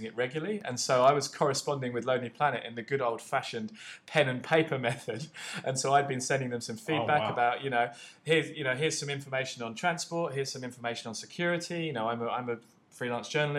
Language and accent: English; United Kingdom; moved away as an adult; now in Phnom Penh, Cambodia; I'm originally from the UK